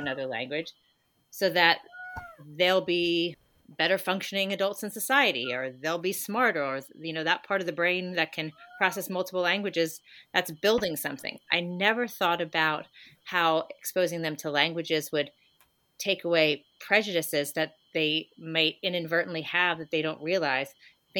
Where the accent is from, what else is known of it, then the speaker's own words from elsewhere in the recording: United States; we're kind of behind the eight ball as American parents